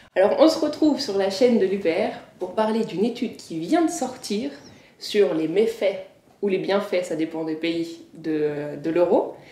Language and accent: French; Annecy, Auvergne-Rhône-Alpes, France; moi je viens d'Annecy, enfin, en Haute-Savoie